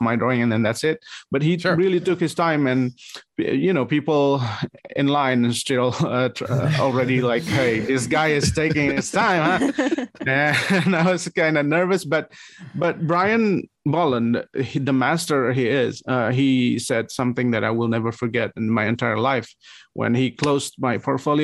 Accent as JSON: {"language": "English", "town": "Bandung", "region": "West Java", "country": "Indonesia", "tie": "born or raised there", "also_born_or_lived": "Jakarta, Indonesia", "said": "I moved back to my hometown. I was working in the capital city of Indonesia. It's Jakarta. Yeah. And then I moved back to Bandung"}